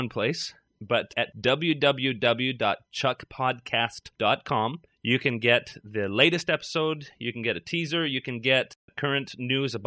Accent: Canada; now in Toronto, Canada; I'm a Canadian

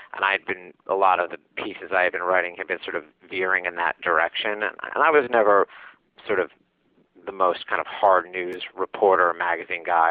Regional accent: New York City, New York, United States; I'm from Manhattan

